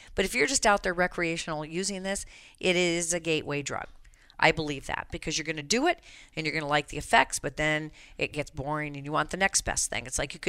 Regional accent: Colorado, United States; It's ruined my home state of Colorado.

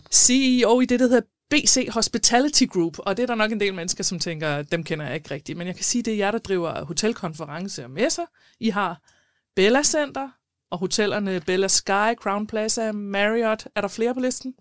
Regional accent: South Zealand, Denmark; moved away; jeg kommer fra Sydsjælland, og når jeg er nede øh, omkring på mine forældres egen øh, syd for Næstved

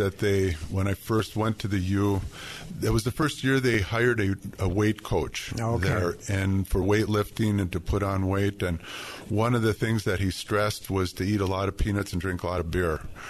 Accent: Orr, Minnesota, United States; We grew up in the Orr area, and Pete and I, we were in the same school district, even though we were far apart. I was born in the logging business with my dad. He moved from Bemidji to Orr.

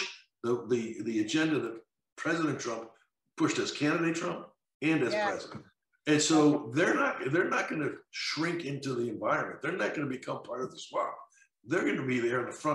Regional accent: Connecticut, United States; Connecticut, there's the Blumenthal, the bluest, one of the blue states, my home state, unfortunately, where I grew up

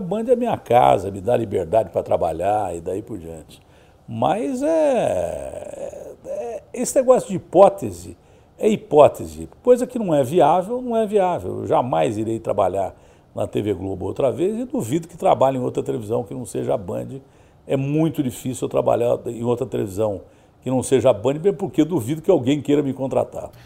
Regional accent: Ribeirão Preto, São Paulo, Brazil; now in São Paulo, Brazil; lá na minha cidade todo mundo era palmeirense, né? Lá em Ribeirão Preto, na região

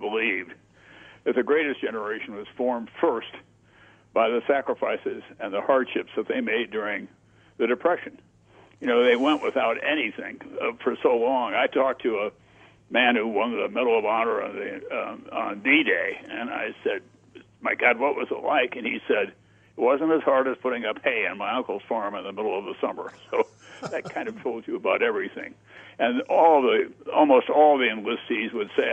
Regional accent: Yankton, South Dakota, United States; moved away; my hometown, Yankton

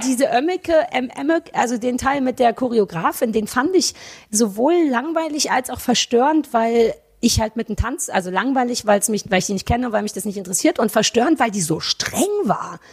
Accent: East Germany, Germany; als Ossi.

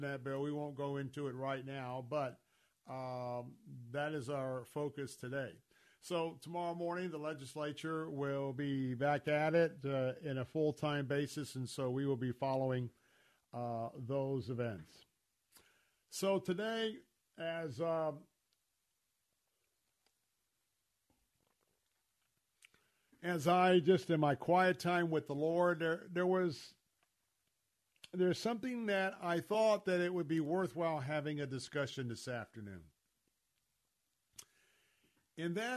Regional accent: Tampa, Florida, United States; growing up in Tampa, born and raised there

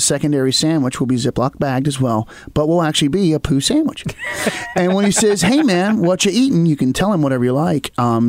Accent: Appalachia, United States; I was raised in Appalachia

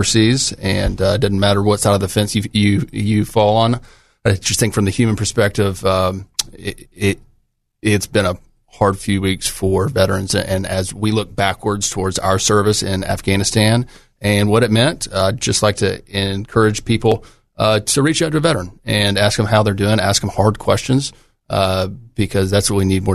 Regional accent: Scott, Arkansas, United States; moved away as an adult; I grew up in Scott, Arkansas

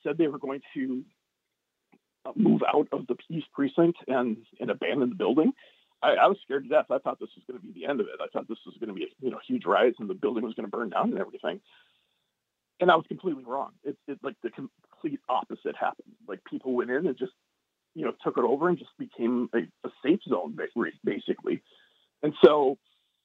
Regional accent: Barnesville, Minnesota, United States; moved away as an adult; also born or lived in St. Louis / South Carolina; now in Seattle, United States; growing up in Barnesville in the early 90s, we didn't have to deal with a lot of race issues like people here in Seattle do have to deal

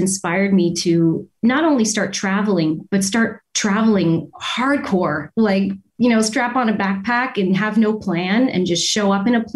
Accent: Windsor, Ontario, Canada; moved away as an adult; also born or lived in Toronto; I'm from Windsor, Windsor, Ontario

